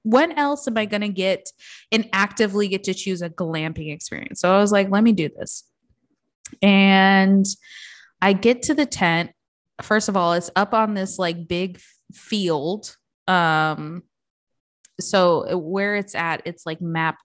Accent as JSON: {"language": "English", "region": "Midwest", "country": "United States", "tie": "born or raised there", "said": "I grew up in the Midwest"}